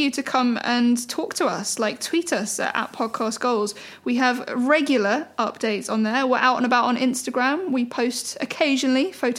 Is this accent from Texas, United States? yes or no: yes; Texas, United States; I'm from Texas, y'all.